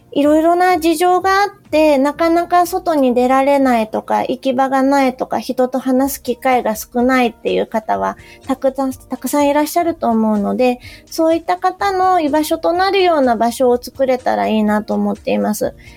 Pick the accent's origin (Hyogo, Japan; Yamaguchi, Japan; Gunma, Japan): Yamaguchi, Japan; moved away as an adult; also born or lived in Fukuoka Prefecture; 3年ほど前に県外から山口県に U ターンして戻ってきた